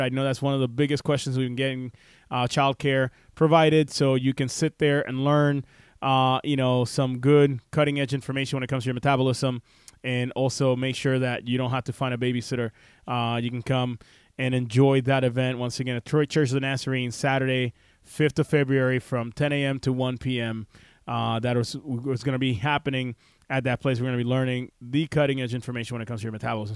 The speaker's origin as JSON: {"language": "English", "country": "Puerto Rico", "tie": "born or raised there", "said": "the ghetto of where I grew up in Puerto Rico"}